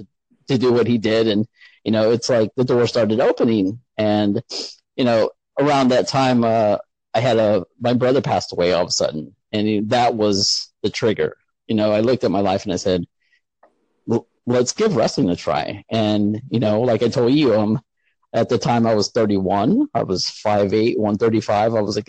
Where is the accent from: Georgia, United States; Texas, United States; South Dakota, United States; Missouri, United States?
Texas, United States; San Antonio; now in Indiana, United States; I was pretty much born and raised in San Antonio